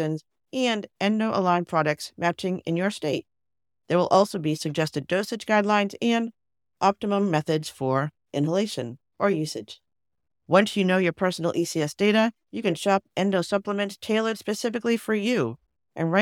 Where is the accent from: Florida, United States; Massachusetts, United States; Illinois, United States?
Massachusetts, United States; we're from Massachusetts